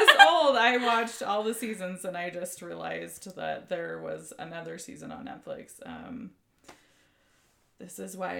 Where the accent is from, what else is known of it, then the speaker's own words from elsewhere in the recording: Southern California, United States; moved away as an adult; Yes, I'm from Southern California. Was there until I moved here in 2008.